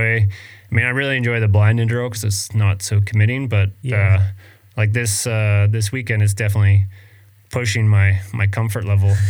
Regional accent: Vancouver Island, British Columbia, Canada; I was really lucky growing up in Canada and BC on Vancouver Island

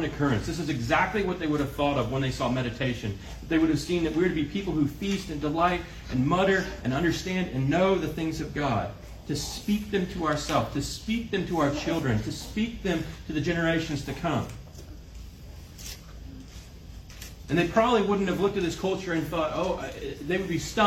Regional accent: Kansas City, United States; I grew up in Kansas City. I'm a city boy

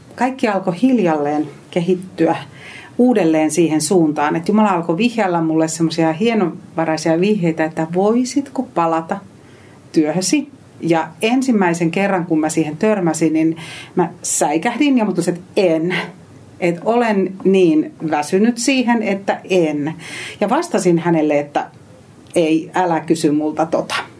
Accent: Eastern Finland, Finland; moved away as an adult; also born or lived in Savonlinna; now in Helsinki metropolitan area, Finland; kotoisin Itä-Suomesta

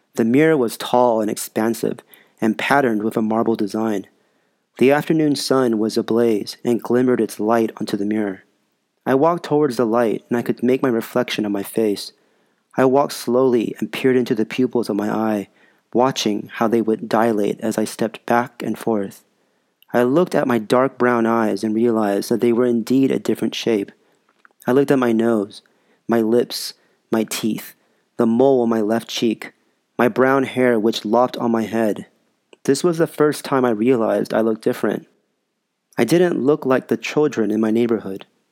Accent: Los Angeles, California, United States; also born or lived in Sun Valley; as I grew up later in the San Fernando Valley

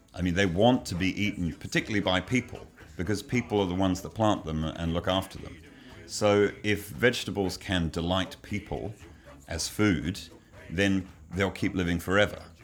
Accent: England, United Kingdom; moved away; I grew up in England

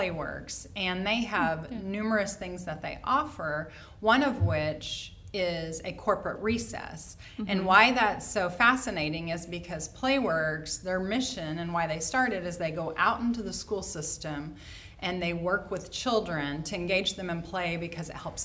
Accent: Oklahoma, United States; moved away as an adult; now in Indianapolis, United States; I'm not from here. I'm from Oklahoma. I have lived here 12 years

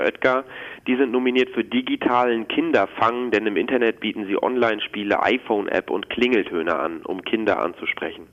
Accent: Netherlands; now in Germany; Ich komme aus den Niederlanden

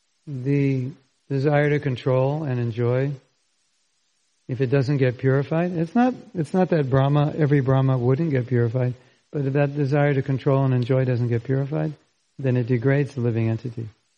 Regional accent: California, United States; I grew up in California.

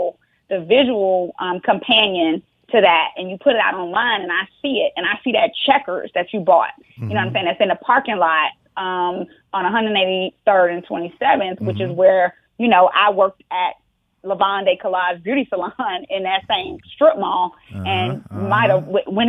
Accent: Miami, Florida, United States; moved away as an adult; now in Atlanta, United States

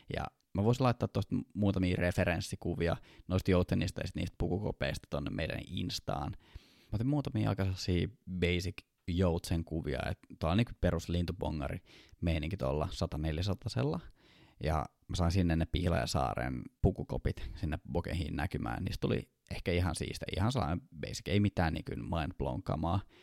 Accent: Kouvola, Kymenlaakso, Finland; now in Helsinki, Finland; mä oon Kouvolasta

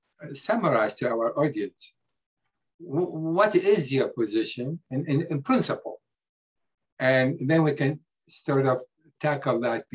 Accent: Iraq; also born or lived in Israel / Oxford, United Kingdom; now in United States; And I was born in Iraq, in Iraq. And as a child, they used to call me a dirty Jew.

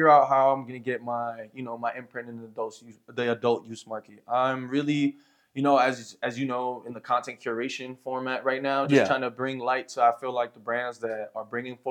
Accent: New Jersey, United States; moved away as an adult; also born or lived in El Paso, Texas; now in Santa Teresa, United States; So I'm originally from New Jersey, East Coast boy, you know, born and raised. I've been here in you know, New Mexico area for about the last year, on and off between, like, you know, El Paso and out here a little bit.

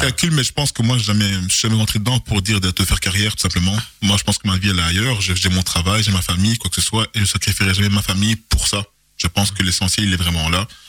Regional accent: Charleroi, Wallonia, Belgium; also born or lived in Etterbeek; je suis né à Etterbeek en, 1981 et euh, la vie a voulu que j'arrive à Charleroi en 1984. Et j'ai été recueilli par une dame formidable qui m'a élevé

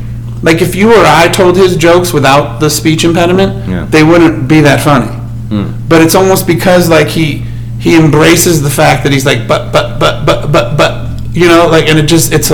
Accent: Indianapolis, Indiana, United States; Yeah, I'm from Indianapolis.

